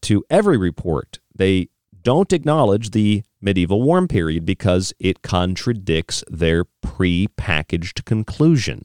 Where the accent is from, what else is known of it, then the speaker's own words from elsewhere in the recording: St. Pete Beach, Florida, United States; now in Arizona, United States; I'm from St. Pete Beach. I'm from the Gulf Coast